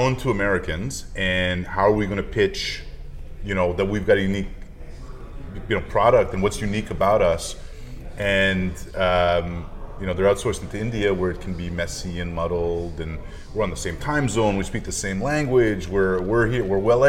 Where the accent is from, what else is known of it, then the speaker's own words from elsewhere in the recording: Montreal, Quebec, Canada; moved away as an adult; now in Arizona, United States; I grew up here in Montreal. Yeah. And now I live in Arizona in the United States.